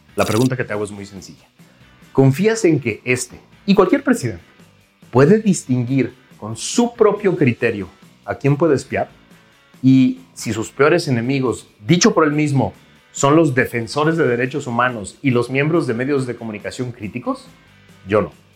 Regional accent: Mexico; relacionarnos como mexicanos

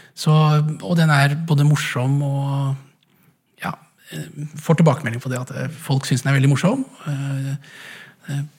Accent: Langesund, Telemark, Norway; moved away; also born or lived in Haugesund / Edinburgh; jeg kom fra Langesund

